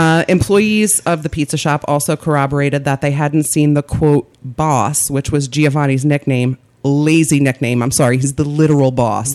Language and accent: English; Philadelphia, Pennsylvania, United States